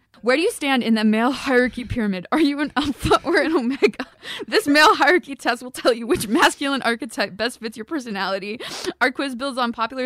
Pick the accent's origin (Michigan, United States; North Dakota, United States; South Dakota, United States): Michigan, United States; Cheboygan; I'm from Sheboygan